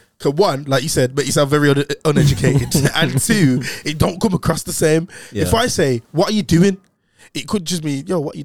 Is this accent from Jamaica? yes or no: yes; Jamaica; I'm Jamaican, but like